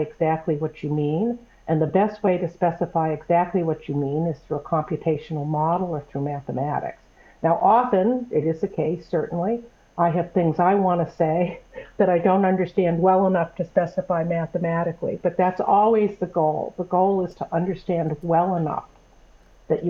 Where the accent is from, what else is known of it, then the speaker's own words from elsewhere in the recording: New England, United States; moved away as an adult; I grew up in New England